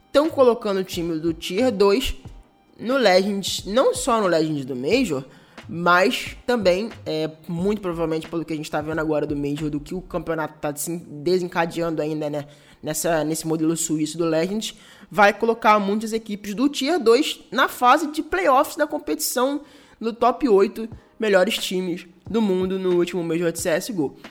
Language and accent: Portuguese; Brazil; como brasileiro